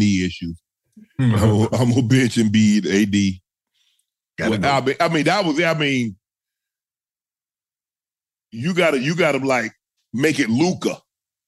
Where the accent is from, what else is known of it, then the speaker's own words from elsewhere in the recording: the South, United States; I'm from the South.